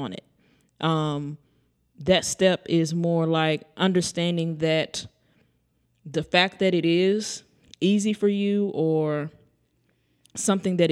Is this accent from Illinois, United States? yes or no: no; East Texas, United States; I'm from East Texas